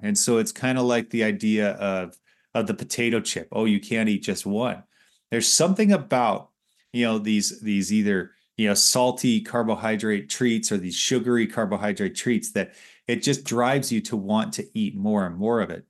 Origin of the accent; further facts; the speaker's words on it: Los Angeles, California, United States; moved away; growing up in Los Angeles